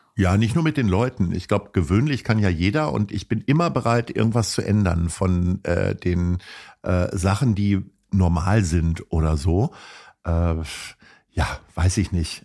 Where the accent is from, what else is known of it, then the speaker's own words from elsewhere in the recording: Hanover, Lower Saxony, Germany; now in Hamburg, Germany; bin gebürtiger Hannoveraner